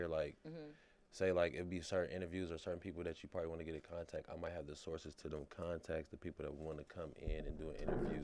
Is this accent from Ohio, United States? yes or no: yes; Columbus, Ohio, United States; moved away as an adult; now in Atlanta, United States; Columbus, Ohio